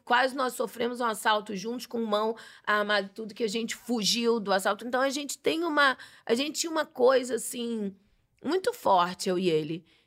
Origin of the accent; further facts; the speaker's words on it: Bahia, Brazil; moved away as an adult; Eu nasci, passei por vários lugares e com 11 anos minha família se mudou para Bahia. Então, eu sou baiana de adolescência, não de nascença